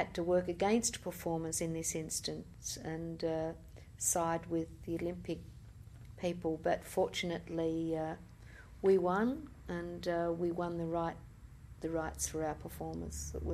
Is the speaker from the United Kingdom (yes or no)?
no; Australia; we're Australian in Australia